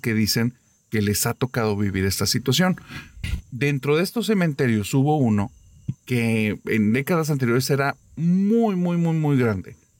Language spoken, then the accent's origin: Spanish; Monterrey, Nuevo León, Mexico; aquí de mi tierra